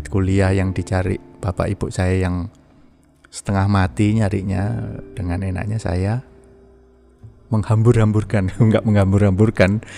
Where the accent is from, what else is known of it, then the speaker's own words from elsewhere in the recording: Kepanjen, East Java, Indonesia; now in Bali, Indonesia; saya itu sebetulnya lahir di Jawa, besar di Jawa, tepatnya di Malang, Jawa Timur di Kepanjen istilahnya itu Malang itu ya bukan kota Malang sih Kepanjen itu masih ke Malang ke selatan gitu di desanya sih